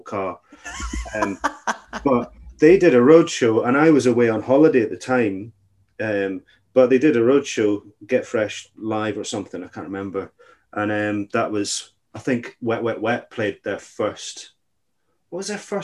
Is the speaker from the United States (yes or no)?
no; Kelso, Scotland, United Kingdom; I grew up in the Scottish Borders in a town called Kelso